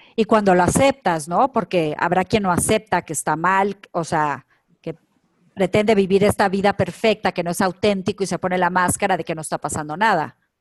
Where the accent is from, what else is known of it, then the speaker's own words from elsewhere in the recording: Culiacán, Sinaloa, Mexico; moved away; yo, que soy de provincia de Culiacán, Sinaloa